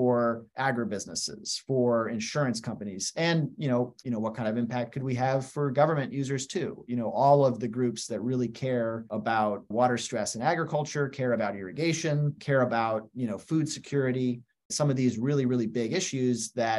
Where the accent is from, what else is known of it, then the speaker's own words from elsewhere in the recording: Western United States, the Rockies, United States; now in Washington, D.C., United States; I spent a lot of time growing up in the Western United States, in the Rockies.